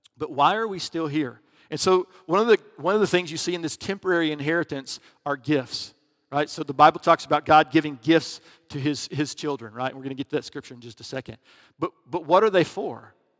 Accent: Alabama, United States; I was from Alabama back in, you know, grew up in the eighties

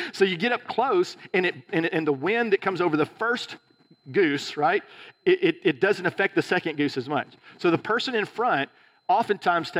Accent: Alabama, United States; moved away; also born or lived in California; I was from Alabama

